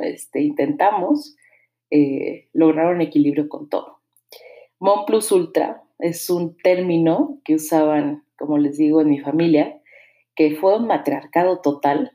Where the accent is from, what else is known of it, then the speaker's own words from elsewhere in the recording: Mexico City, Mexico; now in Querétaro, Mexico; yo nací en la Ciudad de México hace ya 38 años.